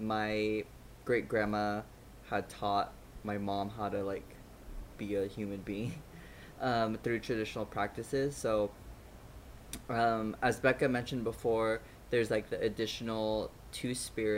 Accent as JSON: {"language": "English", "country": "United States", "tie": "born or raised there", "said": "all of us were born and raised in the States"}